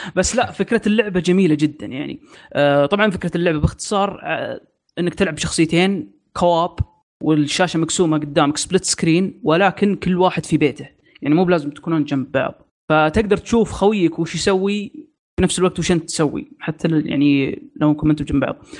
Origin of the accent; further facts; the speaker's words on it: Saudi Arabia; عندنا في السعوديه